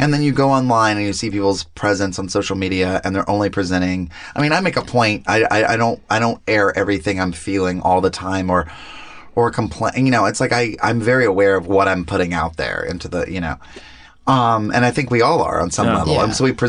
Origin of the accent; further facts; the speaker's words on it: the South, United States; moved away; Growing up in the South